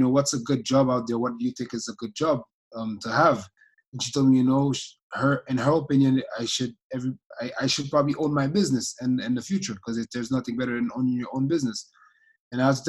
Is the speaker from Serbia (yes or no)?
no; Haiti; also born or lived in Tampa, Florida; I'm from Haiti